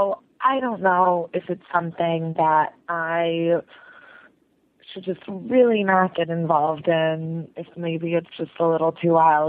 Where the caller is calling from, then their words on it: Chicago, Illinois, United States; I'm calling from Chicago. I'm a 24-year-old straight female